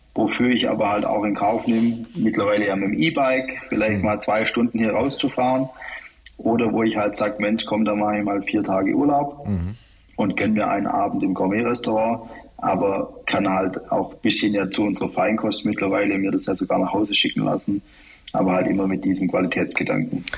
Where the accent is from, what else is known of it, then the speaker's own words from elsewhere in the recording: Heidenheim, Baden-Württemberg, Germany; mit der Alp, mit meiner Heimat